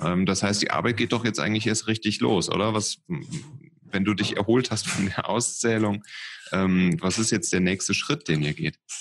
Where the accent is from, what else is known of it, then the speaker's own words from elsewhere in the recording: Cologne, North Rhine-Westphalia, Germany; als Kölner, der ähm, ja immer nach dem Kölschen Grundgesetz das ein bisschen lebt